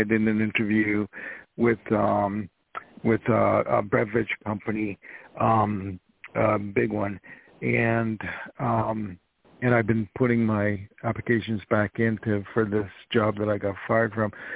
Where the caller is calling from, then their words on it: New York, United States; I'm calling from New York